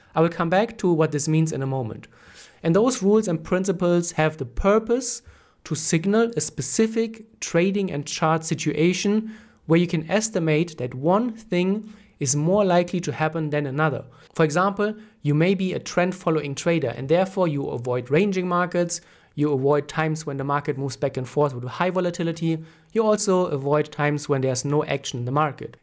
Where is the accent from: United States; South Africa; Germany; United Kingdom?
Germany; I'm from Germany